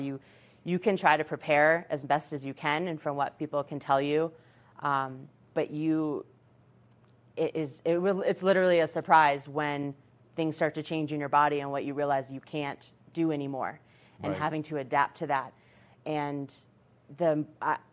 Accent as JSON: {"language": "English", "region": "Massachusetts", "country": "United States", "moved": "yes", "said": "we're from Massachusetts. That's where my brother lived. And I live out here now"}